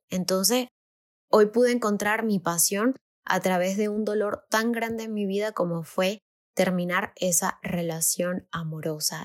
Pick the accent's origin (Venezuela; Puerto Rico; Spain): Venezuela; moved away as an adult; now in Mexico; mi país